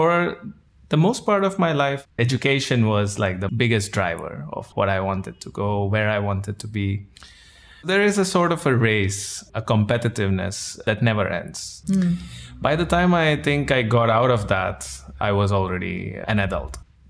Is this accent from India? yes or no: yes; India; moved away as an adult; now in Netherlands; I'm from India. I live in the Netherlands now for about 6 years. I came here for my master's